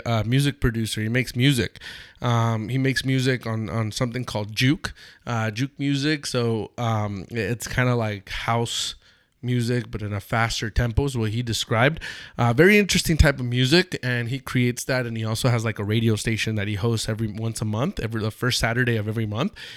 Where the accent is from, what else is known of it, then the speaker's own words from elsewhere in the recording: Los Angeles, California, United States; also born or lived in Mexico; we're from Los Angeles